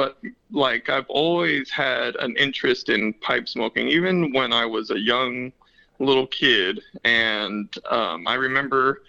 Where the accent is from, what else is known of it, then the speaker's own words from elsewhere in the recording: Long Beach, California, United States; moved away as an adult; also born or lived in San Diego County, California; now in San Diego, United States; I was born and raised in California. I was born in Long Beach and spent most of my days there